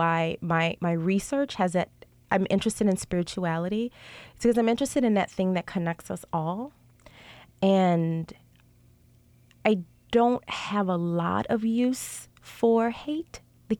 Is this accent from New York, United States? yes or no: no; New Orleans, Louisiana, United States; So I'm from New Orleans. I have 7 brothers. I'm the oldest of all the children. I'm the only girl.